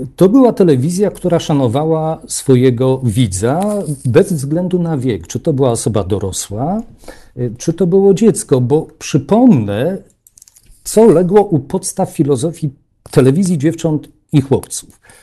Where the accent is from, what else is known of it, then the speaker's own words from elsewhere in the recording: Warsaw, Masovian Voivodeship, Poland; Ja też pochodzę z Warszawy